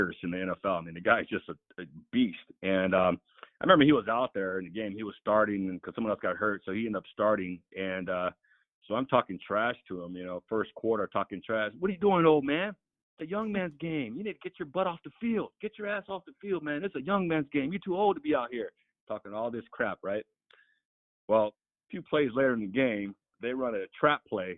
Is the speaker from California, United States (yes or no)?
yes; San Diego, California, United States; being born and raised in San Diego